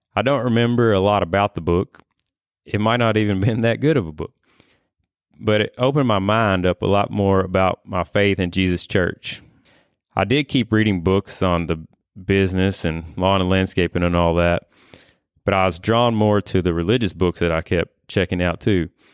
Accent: Whitesville, Kentucky, United States; born and raised in Whitesville, Kentucky here

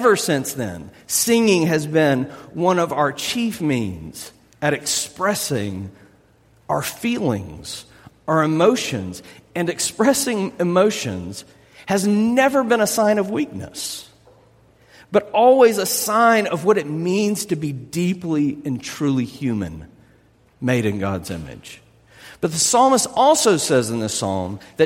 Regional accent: South Louisiana, United States; I'm from South Louisiana

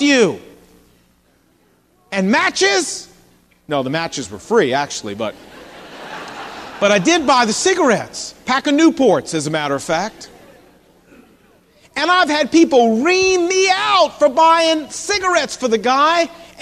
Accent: Portsmouth, Virginia, United States; when I was growing up, I wasn't a Christian, but I remember down in my hometown of Portsmouth, Virginia

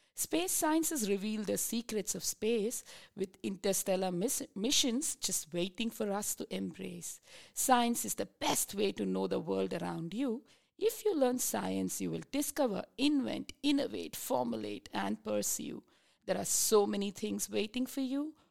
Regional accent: India; moved away as an adult; now in Tasmania, Australia; I'm originally from India.

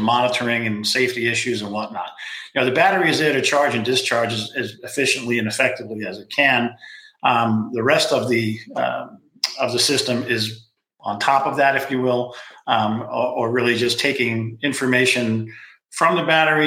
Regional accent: New York City, New York, United States; now in California, United States; I grew up on Staten Island

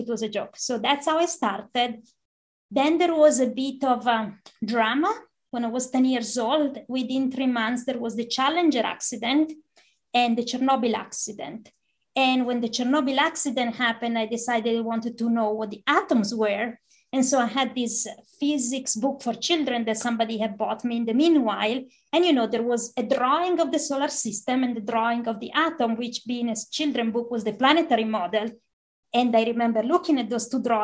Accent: San Pellegrino Terme, Lombardy, Italy; now in United States; I grew up in the town of San Pellegrino, which is the same place as the sparkling water. It's a small town of 5,000 people in northern Italy

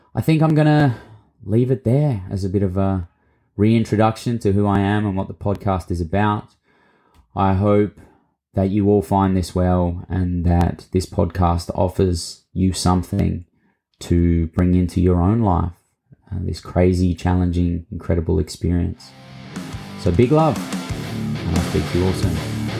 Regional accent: Mildura, Victoria, Australia; accent: Australian; moved away; grew up, um, for my younger years in a town called Mildura on Latchi Latchi and Barkindji country in Victoria

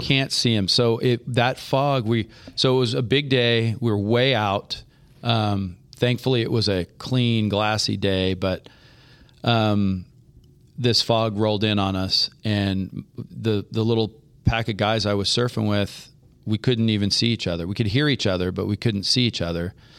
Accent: Half Moon Bay, California, United States; moved away; I grew up surfing in Half Moon Bay in the San Francisco Bay Area

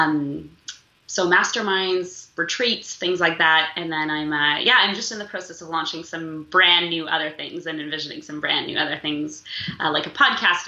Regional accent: Moscow, Russia; now in Toronto, Canada; I was born in Moscow

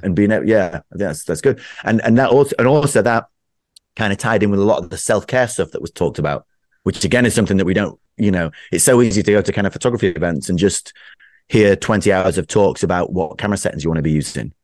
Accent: United Kingdom; I'm typically British

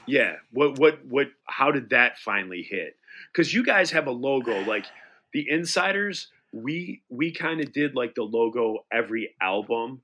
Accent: Detroit, Michigan, United States; we're from Detroit

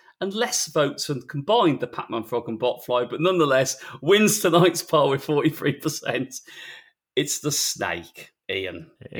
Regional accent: Queensland, Australia; One that I spent my childhood terrified of as a Queenslander was the Gimpy Gimpy. Know your shrubs before visiting Australia, my dudes

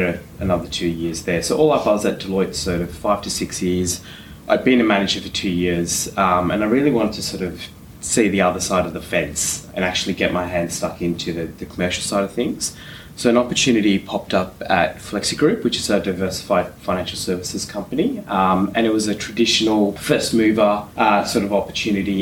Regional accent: Canberra, Australian Capital Territory, Australia; moved away as an adult; also born or lived in Western Sydney; I grew up in Canberra, so that's where I sort of started my career.

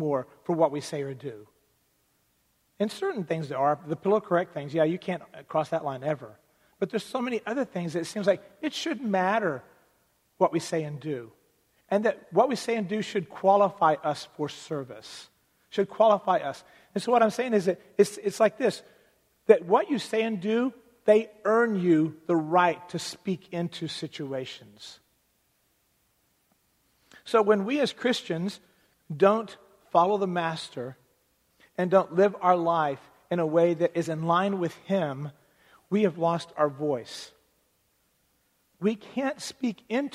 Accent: United States; as American citizens

